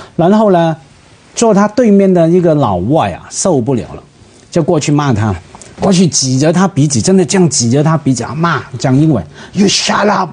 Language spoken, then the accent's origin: Chinese; Hong Kong; Chinese is a second language; 我们香港人